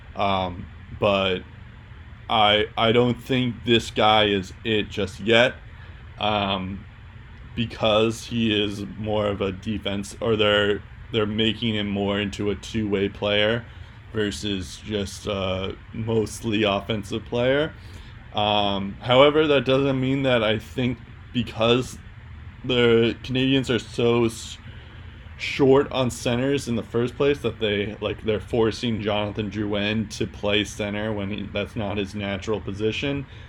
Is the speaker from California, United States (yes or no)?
no; Boston, Massachusetts, United States; accent: Boston; my Boston accent's coming